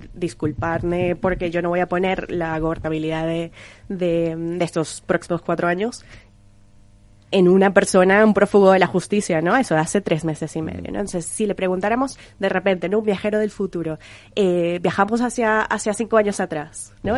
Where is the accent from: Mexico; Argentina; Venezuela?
Venezuela; yo que soy venezolana